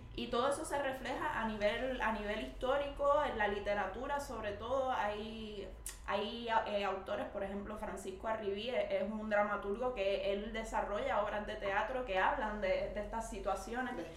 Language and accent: Spanish; Puerto Rico; moved away as an adult; como puertorriqueños y puertorriqueñas estamos en un momento de realmente entender cuál es nuestra raíz